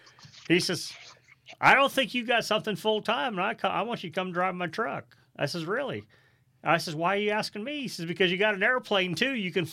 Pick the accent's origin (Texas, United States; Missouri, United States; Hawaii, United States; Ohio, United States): Missouri, United States; St. Louis; you know we grew up in St. Louis, right?